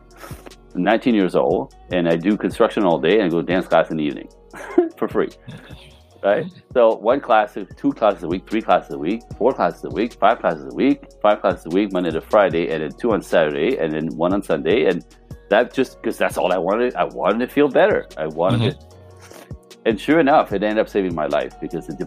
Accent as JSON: {"language": "English", "country": "Canada", "also_born_or_lived": "Los Angeles", "moved": "as an adult", "said": "I'm Canadian"}